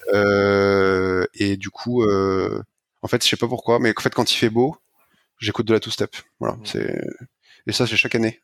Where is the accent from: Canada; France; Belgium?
France; je le dis en français parce que je suis un français